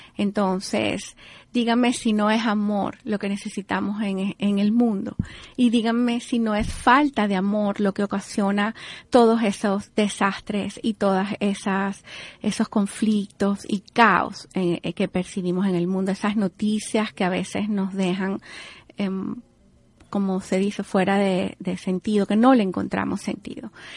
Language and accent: Spanish; Venezuela; now in Miami, United States; Yo como venezolana no puedo abstraerme porque esté aquí en, en el sur de la Florida, aquí en Miami